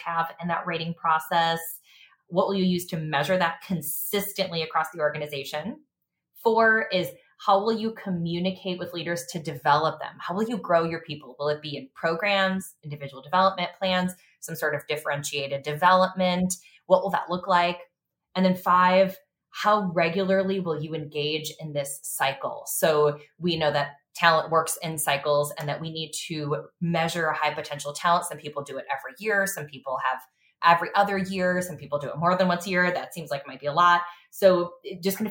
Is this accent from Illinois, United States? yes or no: yes; Chicago, Illinois, United States; I'm a Chicago native